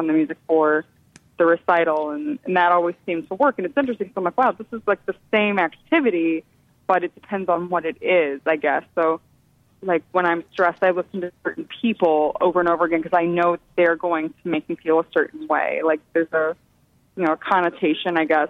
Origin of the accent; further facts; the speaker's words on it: St. Louis, Missouri, United States; moved away as an adult; now in New York, United States; I am from St. Louis. I moved here actually almost 8 years ago, so I've been here a while. But I lived in St. Louis until I was almost 22.